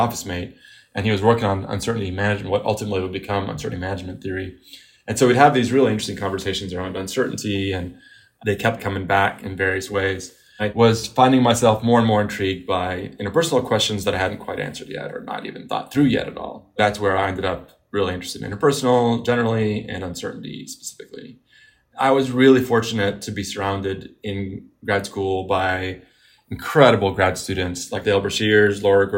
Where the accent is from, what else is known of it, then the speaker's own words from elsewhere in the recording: Beirut, Beirut Governorate, Lebanon; now in United States; I was coming again from Beirut and seeing the difference in media coverage in the Middle East and here. Since we came to the United States, often I would see it.